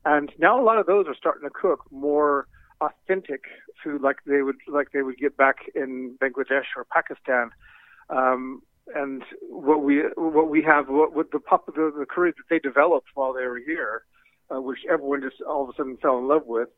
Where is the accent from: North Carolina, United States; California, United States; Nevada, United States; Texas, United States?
California, United States; moved away; I come from California originally